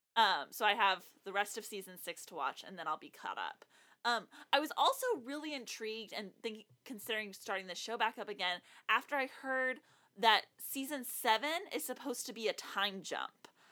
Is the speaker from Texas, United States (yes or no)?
yes; South Texas, United States; now in Nashville, United States; I'm from the most southern part of South Texas, so even more south than San Antonio.